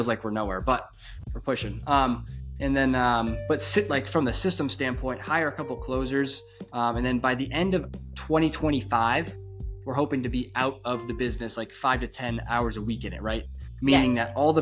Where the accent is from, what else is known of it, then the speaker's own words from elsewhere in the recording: New Hampshire, United States; now in Florida, United States; I was originally from New Hampshire, and it is freaking rural up there